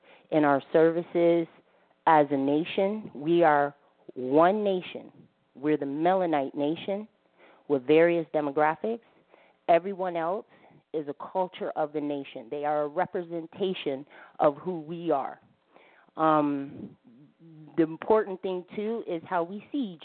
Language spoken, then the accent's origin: English; United States; now in Canada; I was born here in America, eight generations